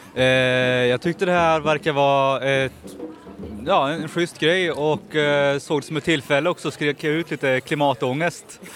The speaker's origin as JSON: {"language": "Swedish", "region": "Värmland", "country": "Sweden", "moved": "as an adult", "lives_now": "Stockholm, Sweden", "said": "Jag kommer från Värmland, men jag har bott här ungefär tre års tid"}